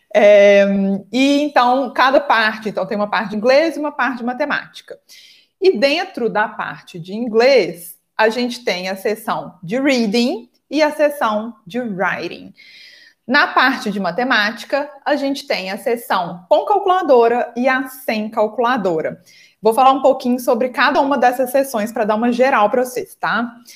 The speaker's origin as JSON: {"language": "Portuguese", "region": "Minas Gerais", "country": "Brazil", "said": "aqui em Minas Gerais, eu sou de Minas, acho que vocês perceberam pelo meu sotaque"}